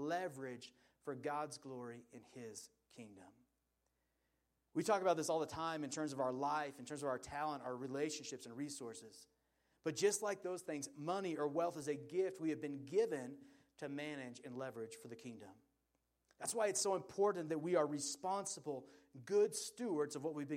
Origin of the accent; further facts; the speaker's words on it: Portland, Oregon, United States; I grew up in Portland, Oregon